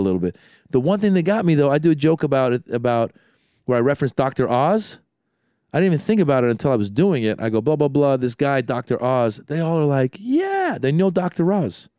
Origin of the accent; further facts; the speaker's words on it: San Francisco Bay Area, California, United States; I'm from the Bay Area